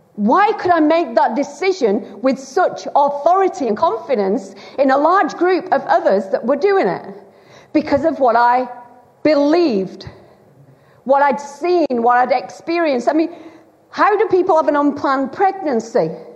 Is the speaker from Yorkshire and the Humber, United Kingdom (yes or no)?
no; Bolton, North West England, United Kingdom; accent: Lancashire; moved away as an adult; now in Wales, United Kingdom; I was raised in uh, a, on a council estate in, in Bolton, in Greater Manchester, Lancashire